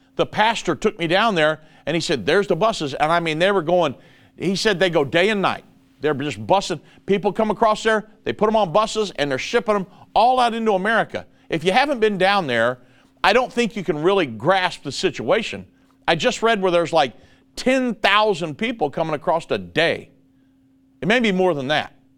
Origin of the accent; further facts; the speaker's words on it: United States; I am a Christian minister and I'm an American